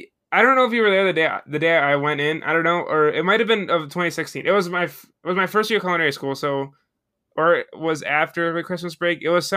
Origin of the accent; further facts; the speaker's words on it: Buffalo, New York, United States; now in New York City, United States; I grew up in Buffalo, New York.